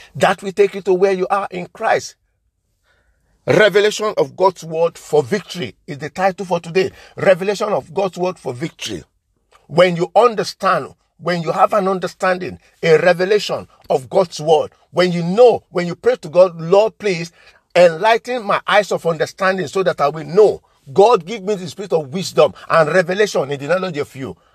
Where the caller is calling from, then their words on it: London, United Kingdom; I'm coming from Liberty Arts Ministry, London in United Kingdom